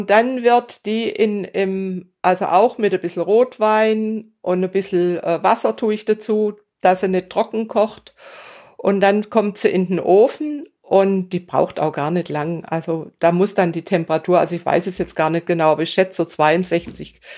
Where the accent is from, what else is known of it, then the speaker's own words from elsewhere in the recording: Bad Säckingen, Baden-Württemberg, Germany; Ich weiß, in meiner Heimatstadt Säckingen gibt es oder gab es ein Lokal, die nur Röstis gemacht haben.